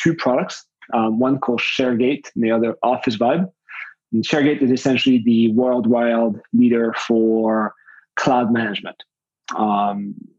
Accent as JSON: {"language": "English", "town": "Paris", "region": "Île-de-France", "country": "France", "tie": "born or raised there", "also_born_or_lived": "Montreal, Canada", "moved": "as an adult", "said": "I moved from Paris, France, which is my place of origin, to Montreal, Canada"}